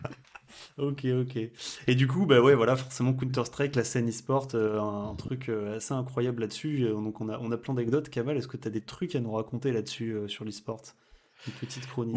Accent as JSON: {"language": "French", "town": "Limoges", "region": "Nouvelle-Aquitaine", "country": "France", "said": "je suis tout à fait de Limoges en effet."}